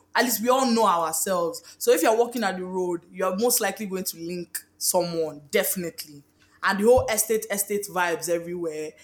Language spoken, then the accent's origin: English; Abuja, Federal Capital Territory, Nigeria; born or raised there; moved away